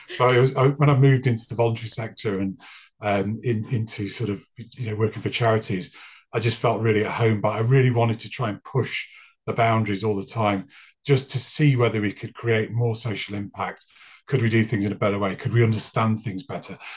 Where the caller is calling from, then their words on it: Wales, United Kingdom; I'm joining you from North Wales in the UK